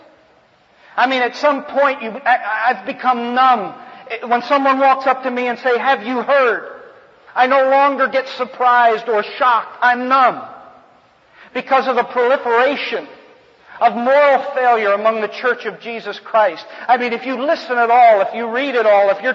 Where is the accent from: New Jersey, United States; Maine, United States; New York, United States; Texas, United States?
New Jersey, United States; moved away as an adult; also born or lived in New England / Virginia / California; now in Alabama, United States; I grew up in New Jersey, went to school in New England, then Virginia, then out here to California to minister